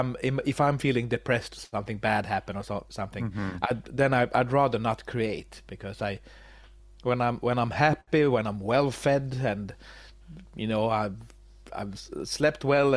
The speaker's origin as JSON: {"language": "English", "country": "Sweden", "second_language": "English", "said": "I'm from Sweden."}